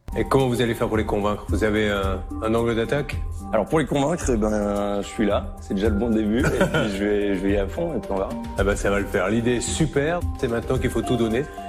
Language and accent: French; Lille, Hauts-de-France, France; j'ai 26 ans, je suis originaire de Lille et je suis ingénieur